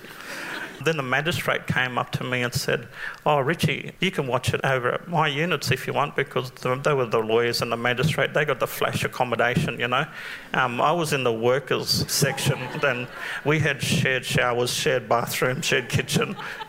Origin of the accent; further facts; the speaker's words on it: Darwin, Northern Territory, Australia; we grew up in Darwin